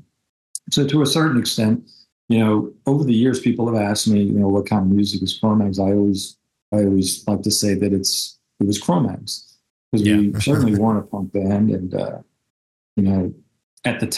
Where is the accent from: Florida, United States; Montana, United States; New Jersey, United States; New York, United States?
New York, United States; New York City; I grew up in New York City